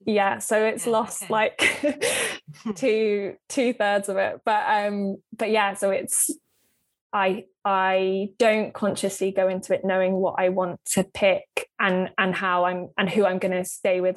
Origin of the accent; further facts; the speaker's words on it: Cornwall, the Lizard, South West England, United Kingdom; moved away; I spent yeah a, large part of my growing up in Cornwall um, on the Lizard